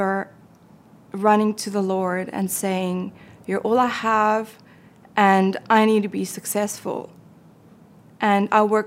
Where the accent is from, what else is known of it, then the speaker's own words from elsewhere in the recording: South Africa; I was born and raised in South Africa